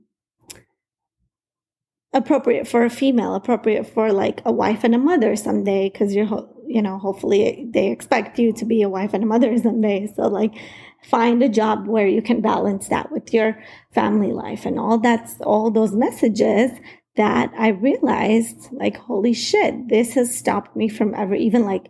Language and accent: English; United States; I wasn't born in the U.S. I was 5 years old when my family immigrated here